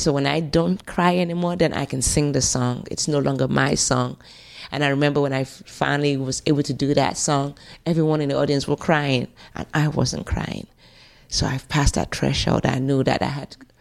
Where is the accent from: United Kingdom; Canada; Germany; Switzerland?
United Kingdom; London; accent: African; also born or lived in Nigeria / England (born); I remember being in South London. I lived, I grew up in Stockwell.